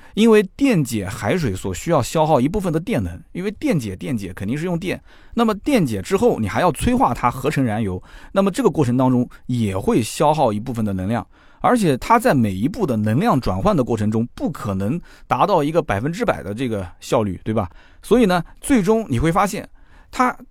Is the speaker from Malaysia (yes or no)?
no; China; 我们中国人